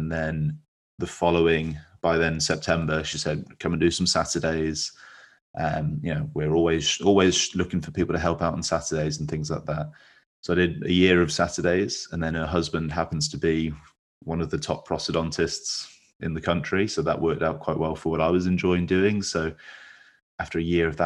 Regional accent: West Midlands, United Kingdom; moved away as an adult; also born or lived in Hull; I'm from the West Midlands

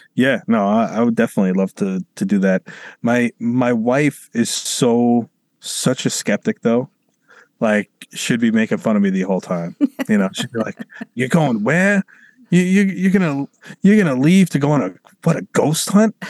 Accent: New York City, New York, United States; I'm from New York City

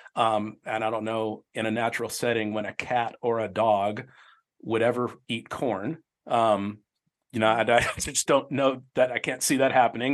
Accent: Tempe, Arizona, United States; I grew up in Tempe

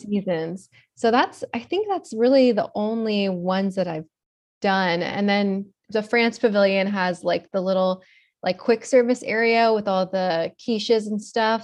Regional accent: Florida, United States; also born or lived in Miami, Florida / West Palm Beach, Florida / Stuart, Florida / Atlanta, Georgia; I'm a Florida native. I've been born and raised in Florida my whole life

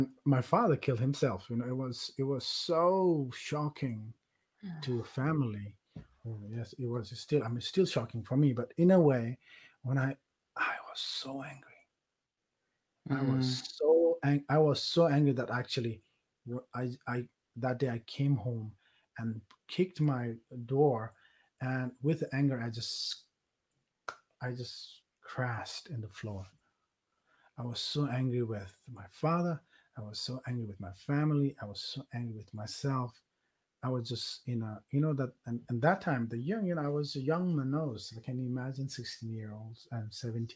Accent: Nepal; moved away; I grew up in Nepal

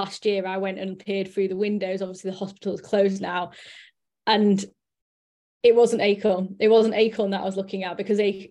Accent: Sheffield, Yorkshire and the Humber, United Kingdom; I'm from Sheffield, and I'm 35

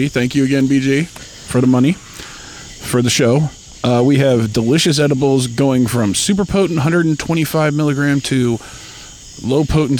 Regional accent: Ohio, United States; We come from Ohio.

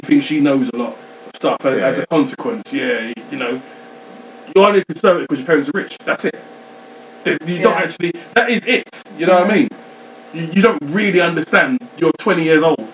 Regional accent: Nigeria; I'm Nigerian

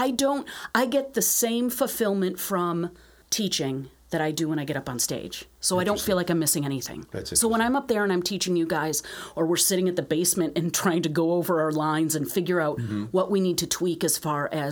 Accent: Western New York, United States; growing up in Western New York, maybe I don't have a flattened A sound, even though I grew up here

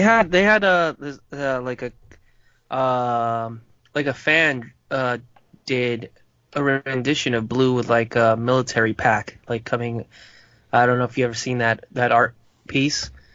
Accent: Uruguay; accent: Uruguayan Spanish; moved away; my accent for like I like from where I'm from in Uruguay, we have a, a certain distinct uh, dialect and accent when we speak Spanish

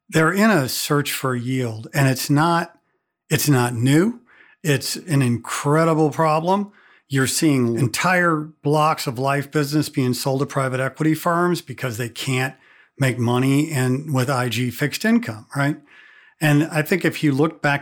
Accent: Missouri, United States; I'm from Missouri

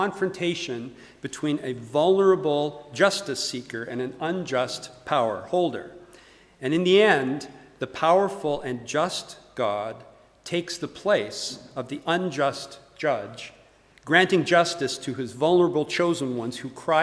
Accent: Calgary, Alberta, Canada; moved away as an adult; also born or lived in United States; now in Edinburgh, United Kingdom; I'm Canadian by birth, born and raised in Calgary, Alberta.

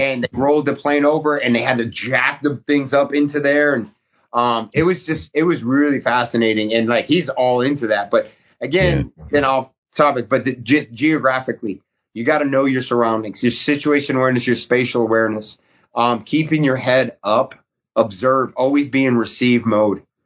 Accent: New England, United States; moved away; also born or lived in Alaska; I grew up in New England

